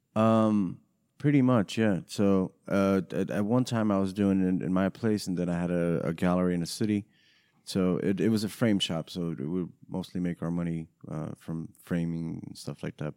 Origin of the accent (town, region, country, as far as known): New York, United States; born or raised there; English is a second language; also born or lived in Romania